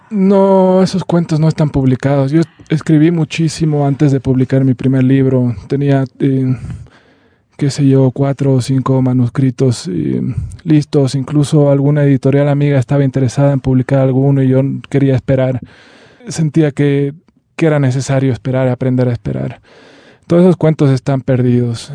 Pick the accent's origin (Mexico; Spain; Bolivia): Bolivia; nosotros somos eh, árabes y también somos bolivianos